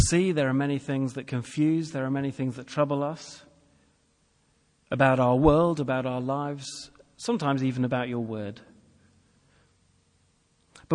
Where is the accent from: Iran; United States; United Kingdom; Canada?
United Kingdom; England; I'm English